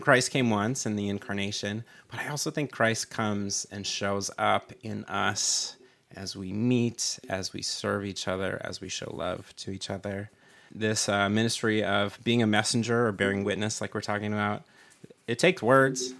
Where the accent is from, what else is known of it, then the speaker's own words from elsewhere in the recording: Minnesota, United States; moved away as an adult; now in San Diego, United States; I was born in Minnesota